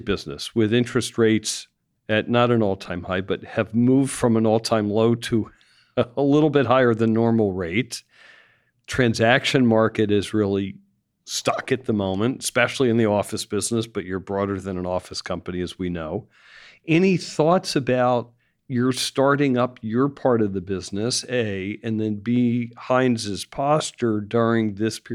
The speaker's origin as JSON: {"language": "English", "area": "Bay Area", "region": "California", "country": "United States", "said": "I come from the Bay Area where it's more challenged than other places"}